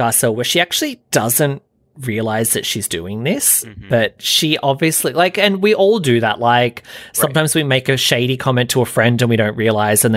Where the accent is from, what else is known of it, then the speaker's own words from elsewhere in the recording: New South Wales, Australia; now in Sydney, Australia; I'm Australian